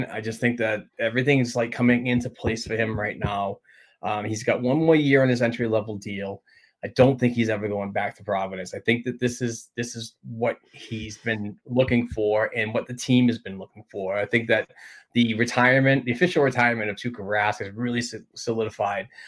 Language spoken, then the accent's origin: English; Sweden; English is a second language; you're from Alaska. I'm from Sweden, but somehow we're family